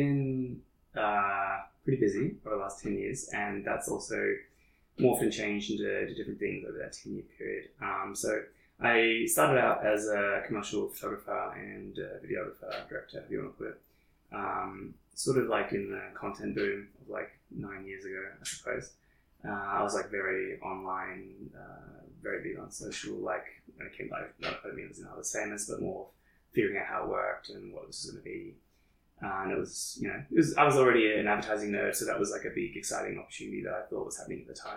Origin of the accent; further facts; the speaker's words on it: Shepparton, Victoria, Australia; now in Melbourne, Australia; I'm back in my hometown for an interim period.